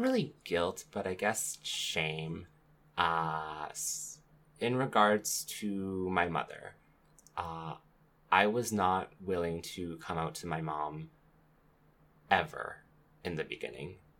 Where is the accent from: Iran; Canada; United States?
Canada; life growing up in Canada